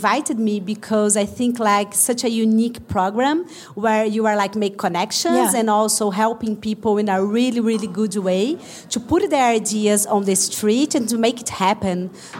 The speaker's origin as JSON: {"language": "English", "country": "Brazil", "said": "I'm from Brazil"}